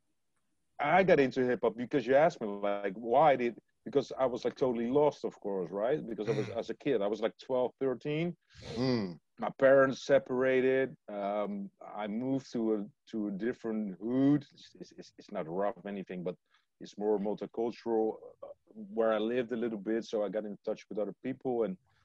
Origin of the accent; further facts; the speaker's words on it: Leiden, South Holland, Netherlands; I'm from Leiden. We're not from Rotterdam